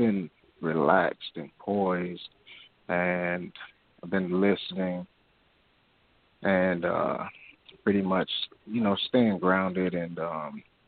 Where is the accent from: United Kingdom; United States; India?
United States; South Florida; I'm calling from Florida, originally from South Florida.